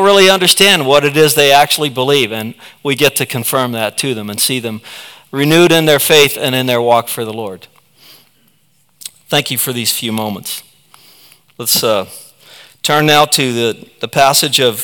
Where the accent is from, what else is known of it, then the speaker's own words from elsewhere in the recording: United States; we stand forever grateful as American citizens